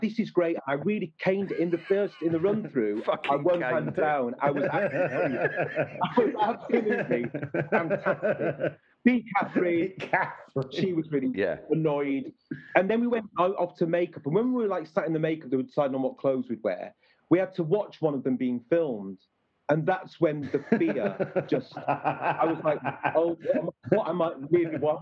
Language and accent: English; Sheffield, Yorkshire and the Humber, United Kingdom; I'm from Sheffield